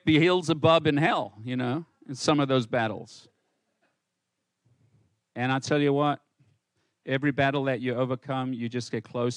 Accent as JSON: {"language": "English", "country": "South Africa", "tie": "born or raised there", "also_born_or_lived": "Johannesburg", "said": "in South Africa, when I grew up in South Africa, when I left home and moved to Johannesburg"}